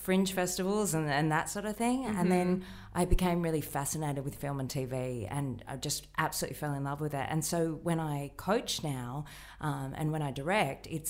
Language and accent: English; Melbourne, Victoria, Australia; moved away as an adult; also born or lived in Sydney; I grew up in Melbourne.